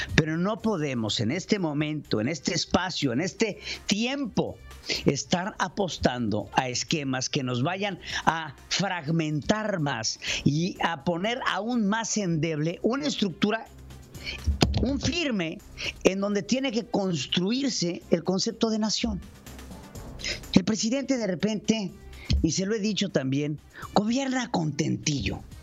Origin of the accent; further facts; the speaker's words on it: Mexico; nosotros tenemos que abrir los ojos como mexicanos